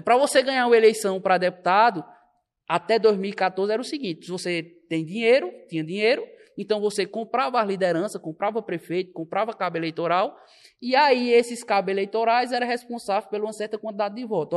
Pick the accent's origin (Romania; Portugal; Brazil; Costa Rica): Brazil; Belo Jardim, Pernambuco; now in Caruaru, Brazil; eu sou natural de Belo Jardim, sou belo jardinense